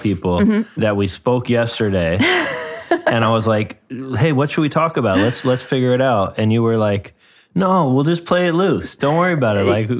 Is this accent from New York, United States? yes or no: yes; New York, United States; I grew up in New York in the 90s